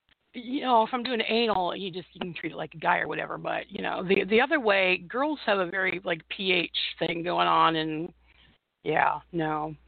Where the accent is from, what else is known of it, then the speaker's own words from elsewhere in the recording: Bloomington, Indiana, United States; Ben actually graduated from IU, which is my hometown